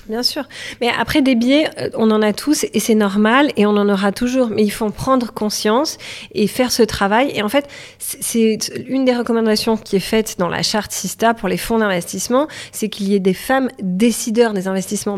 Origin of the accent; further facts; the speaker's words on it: Toulouse, Occitania, France; moved away as an adult; now in Paris, France; je suis toulousaine, je suis venue euh, sur Paris pour faire mes études, je suis jamais repartie